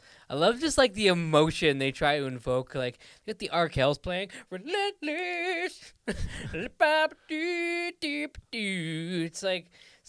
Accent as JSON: {"language": "English", "town": "Ottawa", "region": "Ontario", "country": "Canada", "said": "Because I'm from Ottawa. So like when I first got into hockey, you know, we always go to the Senators games"}